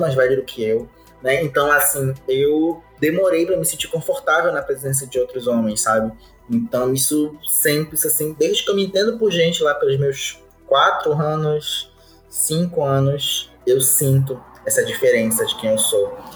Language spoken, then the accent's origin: Portuguese; Belém, Pará, Brazil; eu sou de Belém do Pará